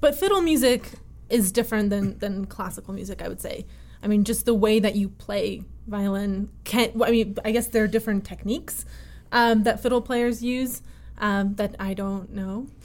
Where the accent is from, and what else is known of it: Connecticut, United States; born or raised there; also born or lived in Russia